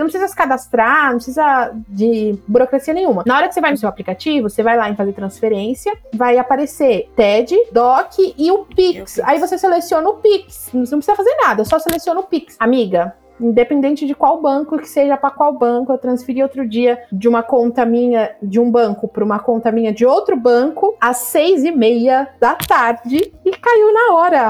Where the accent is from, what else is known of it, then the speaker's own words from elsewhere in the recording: Brazil; Eu sou muito do Brasil. Tenho zero vontade de morar fora